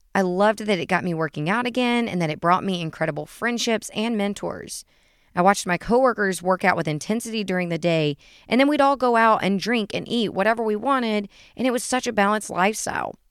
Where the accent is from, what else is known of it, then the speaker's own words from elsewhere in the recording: Chattanooga, Tennessee, United States; I'm from Chattanooga, Tennessee, born and raised